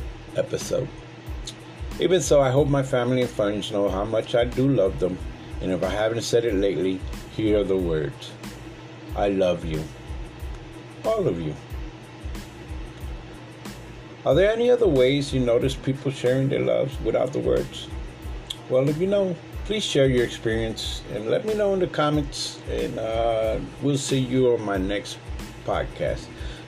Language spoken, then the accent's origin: English; the South, United States; also born or lived in North; While I often say that I'm a Southerner, but I was born in the North